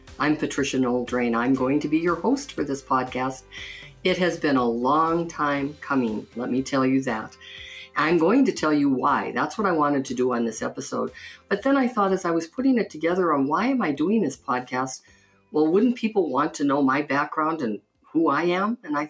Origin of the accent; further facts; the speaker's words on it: Butte, Montana, United States; I grew up in Butte, Montana, mining town. People used to say it was so rough and tough. Well, it wasn't for me because I grew up Catholic.